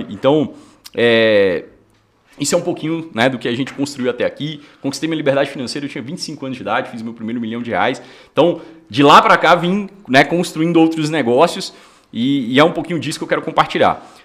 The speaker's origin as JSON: {"language": "Portuguese", "town": "Porteirinha", "region": "Minas Gerais", "country": "Brazil", "said": "eu sou do norte de Minas e eu vim de uma, de uma cidade bem pequenininha chamada Porteirinha. Fica quase ali na Bahia"}